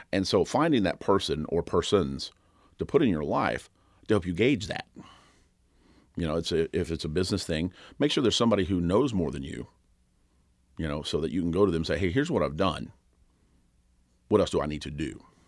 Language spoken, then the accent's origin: English; Kentucky, United States; I grew up in Kentucky, and, uh, Rough River was right down the road